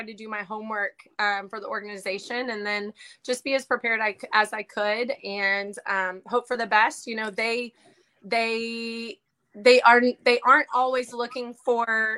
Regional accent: Austin, Texas, United States; I actually grew up in Austin, Texas

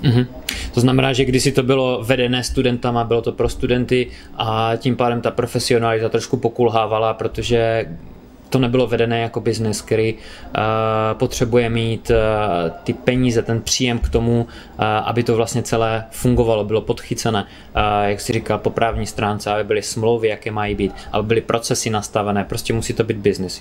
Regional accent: Czechia; u nás na té domácí půdě

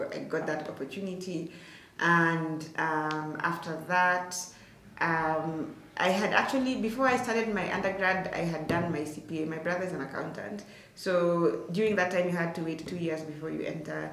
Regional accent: Turbo, Uasin Gishu County, Kenya; So I come from Turbo. Turbo is like maybe, depending on how fast you're driving, like maybe, let's say 20 to, I'd say like 30 to like 40 minutes from Eldoret town

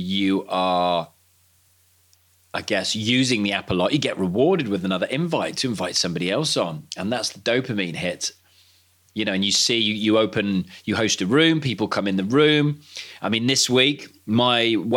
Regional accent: Cardiff, Wales, United Kingdom; I grew up watching play in Cardiff on the terraces.

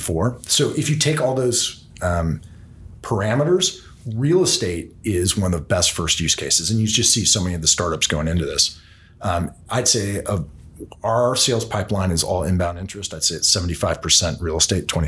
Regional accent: San Francisco, California, United States; my hometown, San Francisco

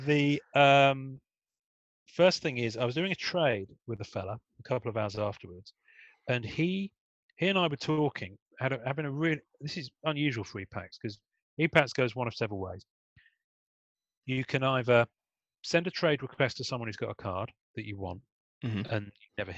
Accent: England, United Kingdom; I'm English

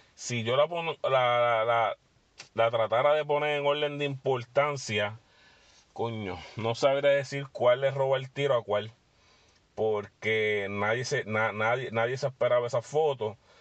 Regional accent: Puerto Rico; nosotros como puertorriqueños

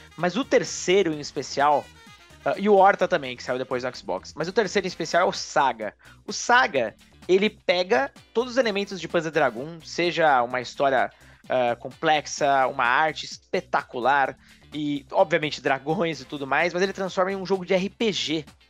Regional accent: Pouso Alto, Minas Gerais, Brazil; lá na minha cidade onde eu nasci, Pouso Alto, grande, Minas Gerais

